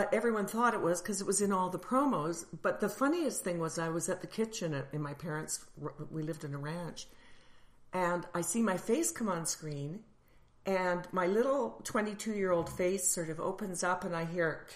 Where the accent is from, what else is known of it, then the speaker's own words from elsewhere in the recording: Calgary, Alberta, Canada; I'm from Calgary